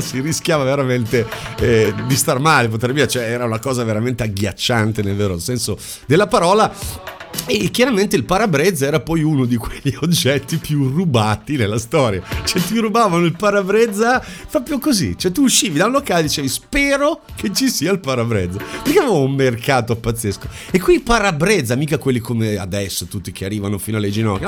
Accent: Bologna, Emilia-Romagna, Italy; sono di Bologna

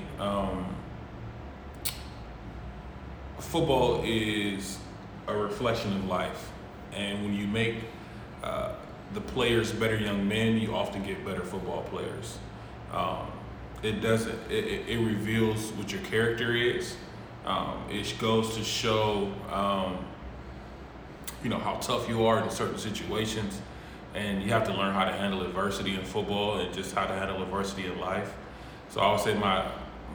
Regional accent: Cleveland, Ohio, United States; now in Columbus, United States; I'm from Cleveland, Ohio

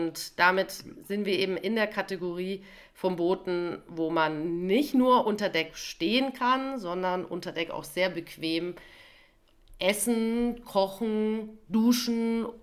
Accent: Rhineland, Germany; als Rheinländer können wir das natürlich nicht vergessen an welchem Tag das war.

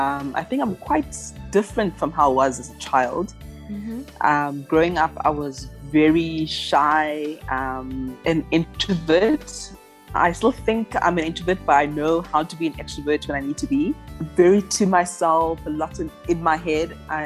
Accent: Eastern Cape, South Africa; also born or lived in Ghana; now in Johannesburg, South Africa; I'm an entrepreneur. I identify as being Ghanaian South African. Mm-hmm. I was born in Ghana, but I've lived in South Africa since I was 2 years old.

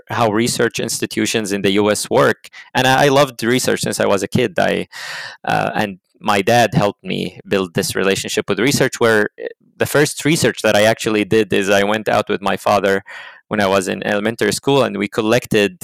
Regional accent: Jordan; moved away as an adult; now in United States; I came from Jordan. Jordan is in the Middle East

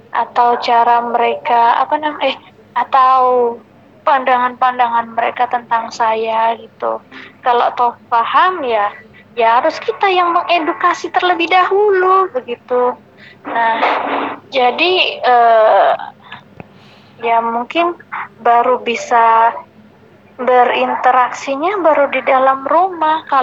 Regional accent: Malang, East Java, Indonesia; also born or lived in Cepu; saya berasal dari Cepu Jawa Tengah yang berdomisili di Kota Malang sejak kecil.

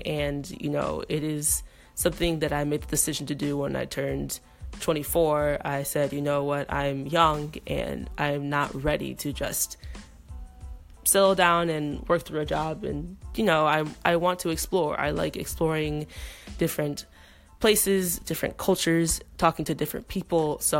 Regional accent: Chicago, Illinois, United States; moved away as an adult; now in Daegu, South Korea; I am a woman of color. I'm a black woman from Chicago in my mid-20s. I am traveling abroad and living abroad. I am currently living in Daegu, South Korea

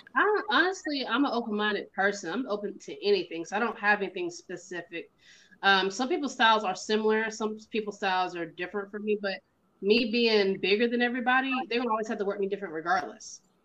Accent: the South, United States; I grew up in the south, and my mom and them from, from up north.

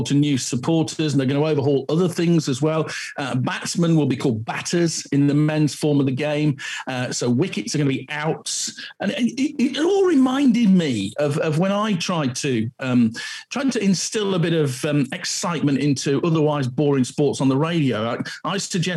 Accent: Yorkshire and the Humber, United Kingdom; I'm from Yorkshire, where cricket is a religion

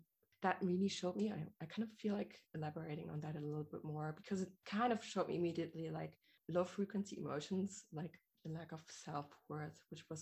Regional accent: Germany; The way I grew up here in Germany, mostly, and apart from living abroad and partially of my childhood

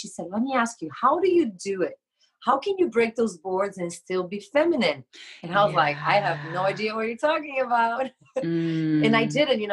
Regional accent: Brazil; moved away as an adult; I'm from Brazil. So I used to have a school in Brazil. And when we met, after a couple of years, I moved here.

